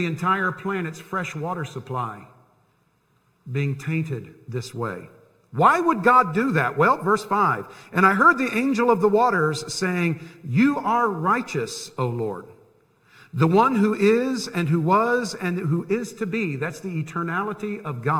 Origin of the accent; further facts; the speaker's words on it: Tampa, Florida, United States; I grew up in Tampa. I lived 10 minutes from Tampa Bay